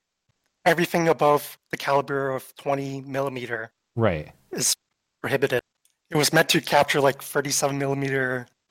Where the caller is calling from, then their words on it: Canada; So I'm calling in from Canada